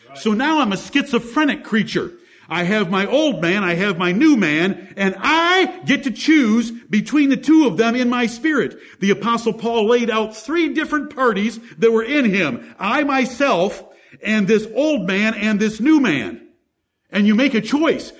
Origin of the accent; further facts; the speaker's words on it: Ann Arbor, Michigan, United States; I grew up in Ann Arbor, Michigan